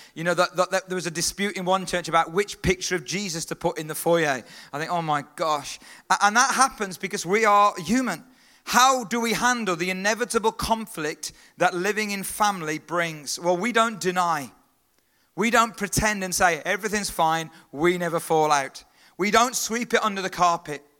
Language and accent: English; Stourbridge, West Midlands, United Kingdom; I was born in Stourbridge. I was born in England